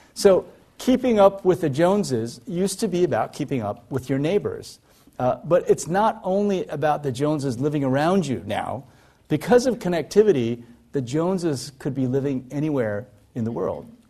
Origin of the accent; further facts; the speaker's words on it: Iowa, United States; moved away; also born or lived in South Korea; I grew up in Iowa, in the middle of, uh, of the United States, in a very rural area.